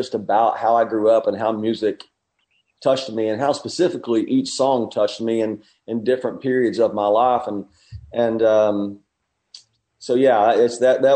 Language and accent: English; Knoxville, Tennessee, United States; Well, I grew up in East Tennessee. I grew up in the country outside of Knoxville.